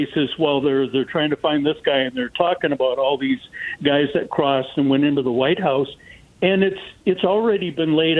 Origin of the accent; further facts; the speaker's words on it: Canada; now in United States; I'm a Canadian, but lived here for 40 years